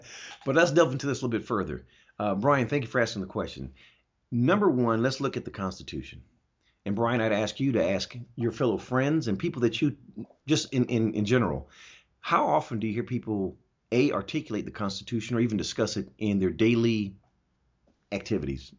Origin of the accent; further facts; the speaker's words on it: Augsburg, Bavaria, Germany; now in United States; I was born in Augsburg, Germany